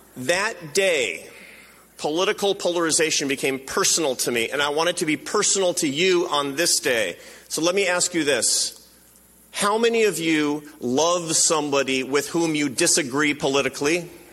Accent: Seattle, Washington, United States; Because it's my hometown

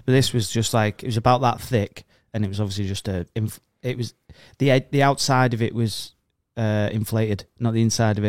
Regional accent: United Kingdom; I'm British and I'm abroad, and that's what we do, innit?

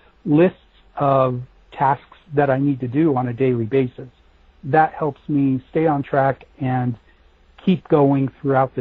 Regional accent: Denver, Colorado, United States; That is where I've grown up, and I was born and raised in Denver

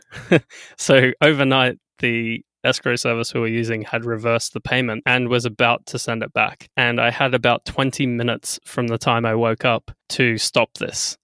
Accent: Australia; also born or lived in Brisbane, Australia; So I'm Australian as well

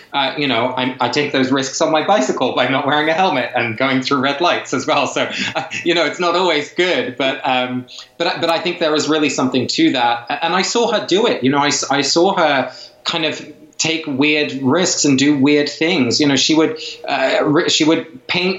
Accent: England, United Kingdom; my parents are both Dutch. I was raised in England, but my folks are both from Holland

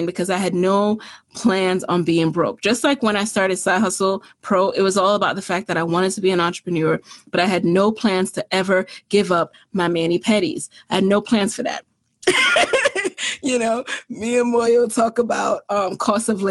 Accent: New York City, New York, United States; also born or lived in Jamaica; I'm from the Bronx and I'm from Jamaica

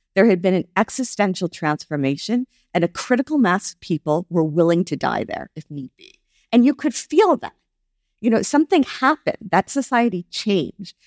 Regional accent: United States; I'm an American Jew

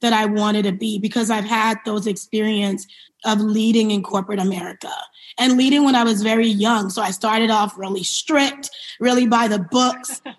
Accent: New York City, New York, United States; also born or lived in Liberia; I was born in West Africa, Liberia, and I came to the United States when I was 2 years old. And I grew up in New York City.

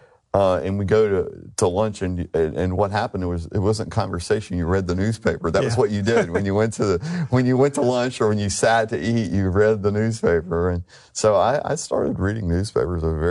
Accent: Texarkana, Texas, United States; moved away as an adult; now in Mississippi, United States; That's where I grew up

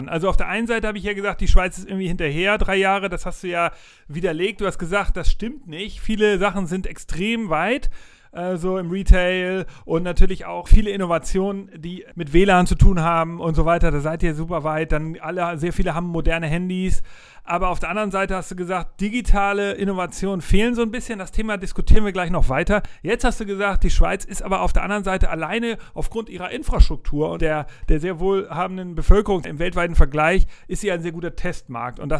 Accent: Hamburg, Germany; Weil als Hamburger ist es auch nur eine Stunde entfernt mit dem Flieger

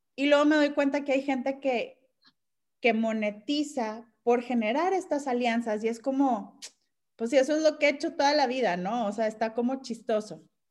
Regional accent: Monterrey, Nuevo León, Mexico; yo soy de acá de Monterrey

